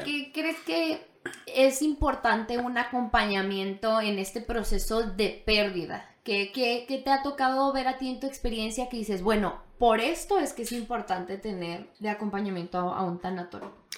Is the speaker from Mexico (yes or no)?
yes; Mexico; nosotros, no sé si como mexicanos o como latinos